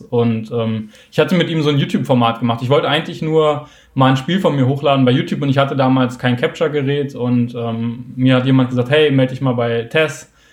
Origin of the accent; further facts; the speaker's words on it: Hamburg, Germany; ich komme aus Hamburg